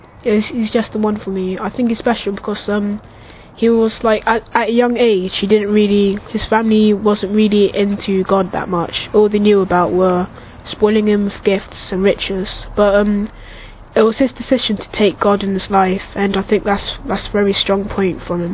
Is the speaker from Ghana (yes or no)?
yes; Ghana; Ghana, 13.